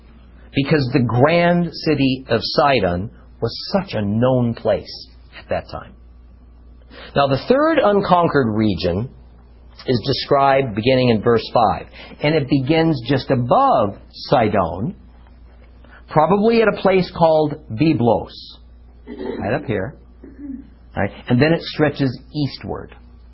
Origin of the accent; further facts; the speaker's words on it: Southern California, United States; moved away; also born or lived in Manhattan Beach / Huntington Beach; I'm originally from Southern California. Okay? And even though I lived in various tiny beach areas, from Manhattan Beach all the way south to Huntington Beach